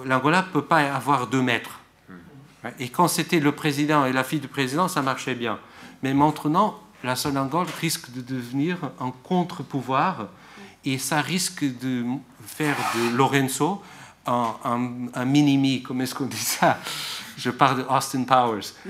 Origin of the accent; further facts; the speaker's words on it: Portugal; je suis portugais